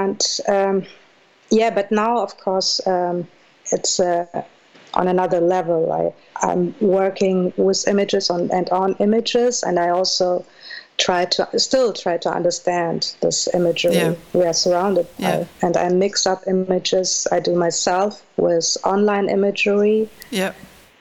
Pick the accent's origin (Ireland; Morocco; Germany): Germany; Minden, North Rhine-Westphalia; English is a second language; moved away as an adult; also born or lived in Moscow, Russia / Leipzig, Germany; Yes, I grew up in Minden-Westfalen, which is close to Hanover, and I came there from Moscow with my mom.